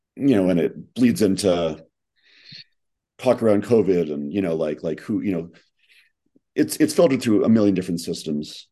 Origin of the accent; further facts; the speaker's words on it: New York, United States; I'm again from New York